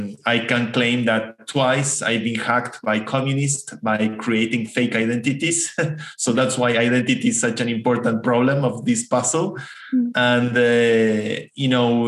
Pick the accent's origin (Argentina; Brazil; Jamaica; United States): Argentina; accent: Argentine; English is a second language; I'm from Argentina. That's where my accent comes from.